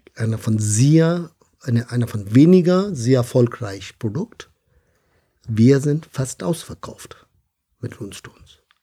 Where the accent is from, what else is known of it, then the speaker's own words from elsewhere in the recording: India; German is a second language; now in Bonn, Germany; Ich komme ursprünglich aus Indien